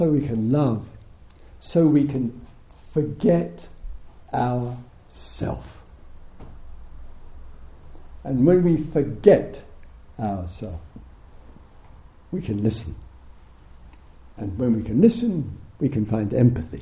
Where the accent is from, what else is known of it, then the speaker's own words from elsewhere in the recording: England, United Kingdom; we're English